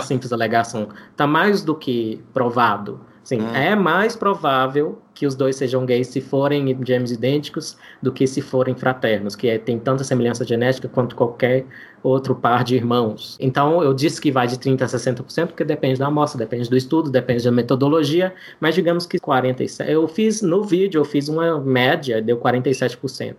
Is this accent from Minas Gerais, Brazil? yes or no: yes; interior of Minas Gerais, Brazil; now in Brasília, Brazil; Eu sou mineiro, né? Cresci no interior de Minas Gerais, é, perto de um rio chamado Paranaíba